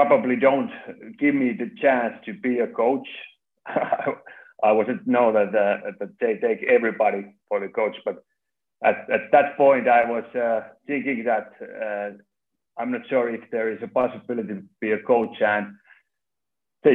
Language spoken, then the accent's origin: English; Lahti, Päijät-Häme, Finland; moved away as an adult; now in Turku, Finland; I was born in Lahti